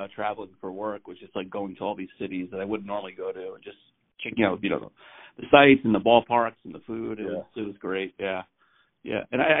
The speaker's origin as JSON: {"language": "English", "town": "New York City", "region": "New York", "country": "United States", "tie": "born or raised there", "moved": "yes", "lives_now": "Connecticut, United States", "said": "I'm originally from Queens, like you."}